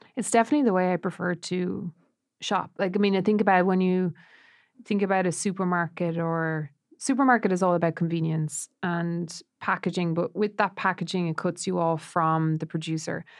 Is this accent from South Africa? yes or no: no; Roscrea, Munster, Ireland; born or raised there; moved away